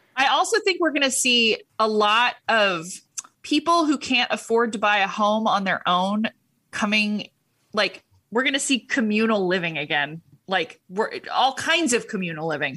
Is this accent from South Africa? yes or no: no; Huntington Beach, California, United States; I was raised in Huntington Beach